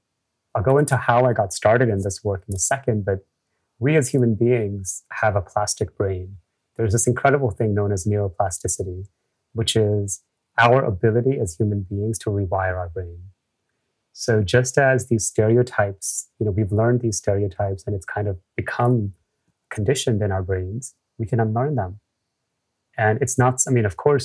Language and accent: English; New York City, New York, United States; I grew up again in the US